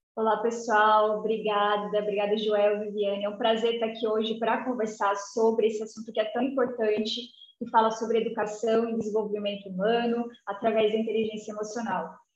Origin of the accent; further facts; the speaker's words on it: Jacareí, São Paulo, Brazil; also born or lived in Mato Grosso; Eu sou do interior de São Paulo, eu sou ah, de tá. Jacareí, uma cidade bem pequenininha ali